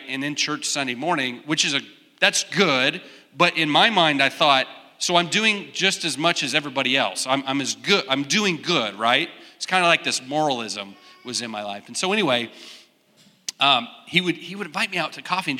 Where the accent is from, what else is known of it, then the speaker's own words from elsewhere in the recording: Wichita, Kansas, United States; I grew up in Wichita. So I'm Kansas, born and raised, and came to K-State in 1997